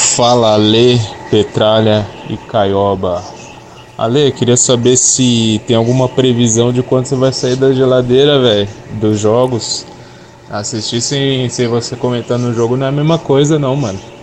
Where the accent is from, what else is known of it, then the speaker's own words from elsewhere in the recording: Porto Alegre, Rio Grande do Sul, Brazil; now in São Paulo, Brazil; eu sou de Porto Alegre